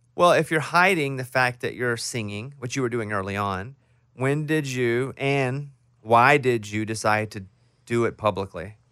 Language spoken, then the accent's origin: English; Arkansas, United States; moved away; I'm from Arkansas. We grew up near the same town.